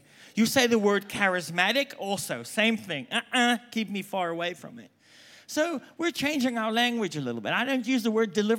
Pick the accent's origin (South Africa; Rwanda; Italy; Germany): South Africa; moved away as an adult; also born or lived in England; now in United States; I'm South African, if you haven't picked up by now. I lived there for like 22 years. I've lived in England for 2 years. I've lived in America for 22 years. I don't even know what my accent is.